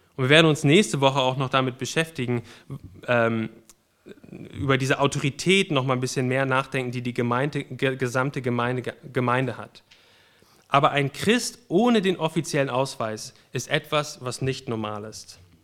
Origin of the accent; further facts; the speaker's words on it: Germany; ich bin Deutscher